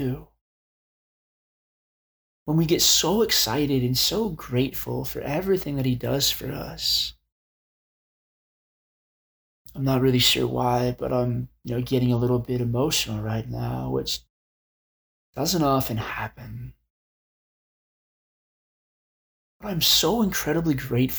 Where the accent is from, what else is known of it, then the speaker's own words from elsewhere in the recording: Arizona, United States; I grew up in Arizona and still live there